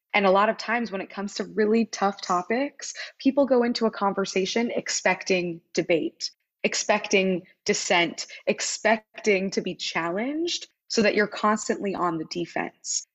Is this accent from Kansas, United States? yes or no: yes; Wichita, Kansas, United States; moved away as an adult; also born or lived in Philadelphia, Pennsylvania; I grew up in Wichita